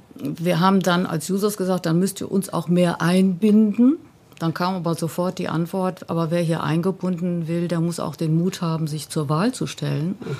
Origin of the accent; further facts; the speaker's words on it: Bochum, North Rhine-Westphalia, Germany; also born or lived in Münster; In meiner Heimatstadt Bochum